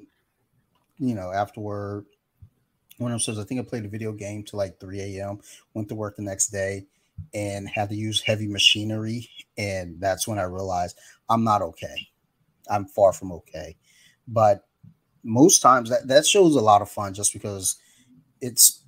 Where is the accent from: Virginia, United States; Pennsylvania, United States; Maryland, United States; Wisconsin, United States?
Maryland, United States; Columbia; we grew up in Columbia, Maryland.